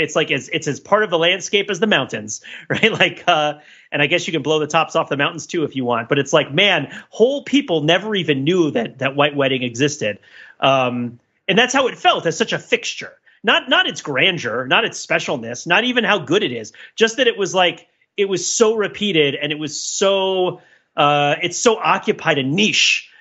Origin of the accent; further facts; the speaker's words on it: New Jersey, United States; I'm from New Jersey